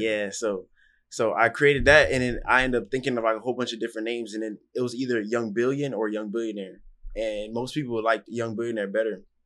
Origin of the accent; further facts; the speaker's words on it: Miami, Florida, United States; I grew up in Miami, Florida